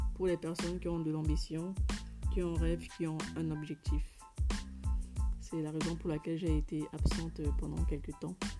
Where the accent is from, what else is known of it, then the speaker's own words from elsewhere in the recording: Cameroon; en tant que africaine, en tant que camerounaise